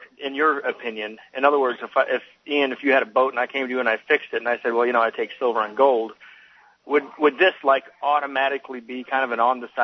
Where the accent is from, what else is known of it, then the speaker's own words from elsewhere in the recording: Florida, United States; also born or lived in Seattle; now in Colorado, United States; moving back to my home state of Florida